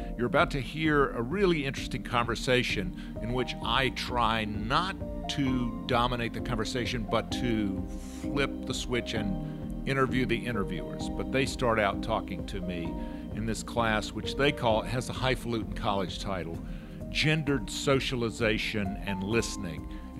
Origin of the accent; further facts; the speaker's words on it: Macon, Georgia, United States; I was born in Macon, Georgia, but my birth certificate says Albany, Georgia, because I was adopted. So I was born in Macon Hospital in Macon, Georgia.